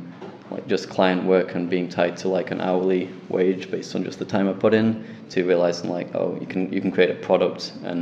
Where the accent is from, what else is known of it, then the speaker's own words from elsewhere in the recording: Sheffield, Yorkshire and the Humber, United Kingdom; back in Sheffield in my hometown